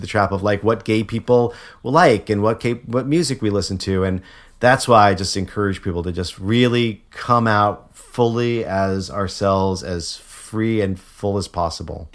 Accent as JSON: {"language": "English", "region": "Connecticut", "country": "United States", "also_born_or_lived": "Memphis", "moved": "yes", "said": "I'm from Connecticut originally."}